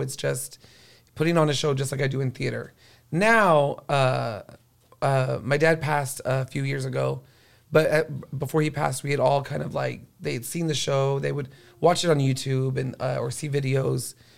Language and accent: English; Corpus Christi, Texas, United States; now in San Antonio, United States; I was from Corpus Christi, and it's by the water